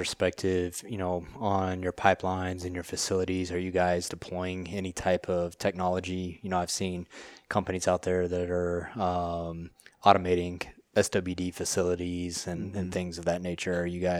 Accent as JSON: {"language": "English", "region": "Texas", "country": "United States", "said": "I'm from West Texas."}